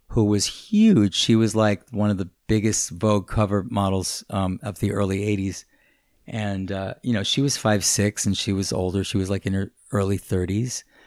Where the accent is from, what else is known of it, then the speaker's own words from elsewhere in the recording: New York City, New York, United States; we, we lived in Hell's Kitchen